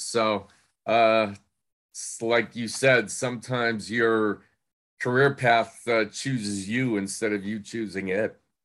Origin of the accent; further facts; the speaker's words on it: Portland, Maine, United States; moved away as an adult; also born or lived in Cincinnati; I actually worked in my hometown in, uh, Portland, Maine for six or seven years